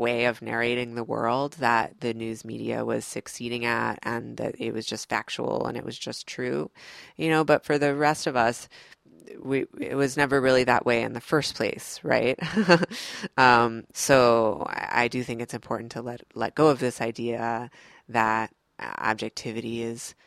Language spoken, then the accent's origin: English; Midwest, United States; moved away as an adult; also born or lived in New York City; now in North Carolina, United States; my family is from the South. I grew up in the Midwest